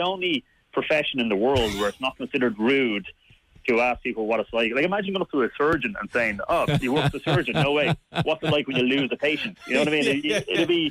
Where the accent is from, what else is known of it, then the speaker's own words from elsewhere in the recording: Dublin, Leinster, Ireland; accent: Dublin; my Dublin accent